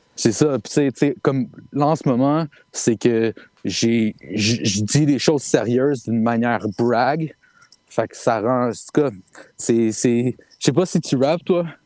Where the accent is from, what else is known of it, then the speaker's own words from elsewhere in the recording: Saint-Hubert, Quebec, Canada; Saint-Hubert, man, euh, born and raised